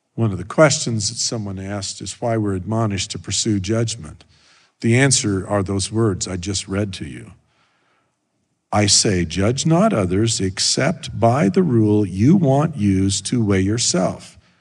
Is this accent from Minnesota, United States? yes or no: no; Idaho, United States; moved away; I grew up in Idaho